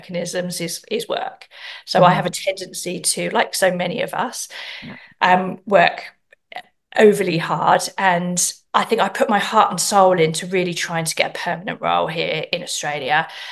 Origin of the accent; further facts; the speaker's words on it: England, United Kingdom; moved away; I'm from England originally